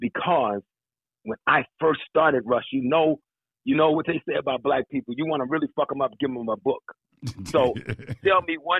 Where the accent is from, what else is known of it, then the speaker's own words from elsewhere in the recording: Washington, District of Columbia, United States; moved away as an adult; now in Los Angeles, United States; I'm from Southeast